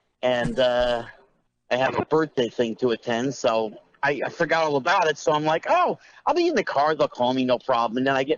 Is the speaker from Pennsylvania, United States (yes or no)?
no; Bridgewater, New Jersey, United States; I grew up in Bridgewater.